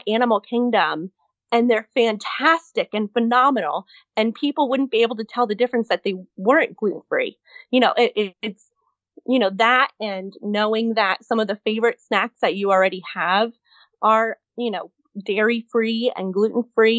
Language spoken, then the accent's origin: English; Miami, Florida, United States; I grew up in South Florida